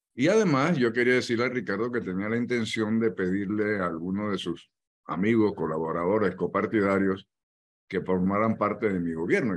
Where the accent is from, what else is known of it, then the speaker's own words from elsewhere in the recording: Panama; así somos los, los panameños